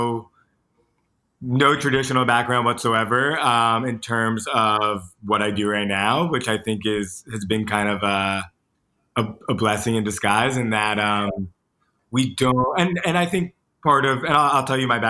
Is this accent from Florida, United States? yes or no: yes; Boca Raton, Florida, United States; moved away as an adult; now in New York, United States; I'm from Boca Raton, Florida